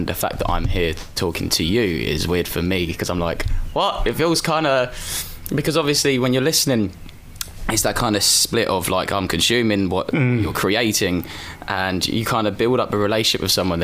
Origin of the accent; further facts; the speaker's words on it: Braintree, East of England, United Kingdom; also born or lived in Colchester / London / Ireland; I grew up in Essex. I grew up in it. I was born in a place called Braintree, and I lived there for 17 years.